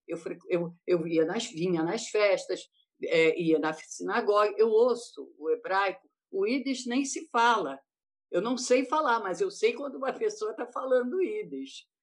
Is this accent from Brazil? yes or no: yes; Brazil; eu, como judia, eu falo assim: gente, eu estou em casa, eu sou brasileira